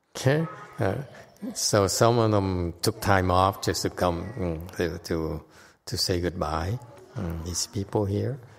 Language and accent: English; United States; I'm so American.